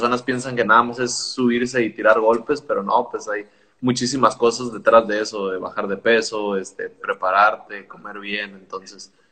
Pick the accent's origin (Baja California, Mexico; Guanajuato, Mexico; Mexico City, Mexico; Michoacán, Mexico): Baja California, Mexico; Tijuana; pues yo lo he mirado mucho porque soy de aquí de Tijuana, mucho talento local